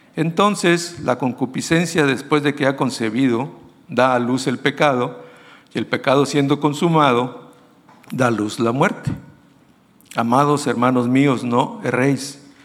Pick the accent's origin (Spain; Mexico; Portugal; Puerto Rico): Mexico; nosotros como mexicanos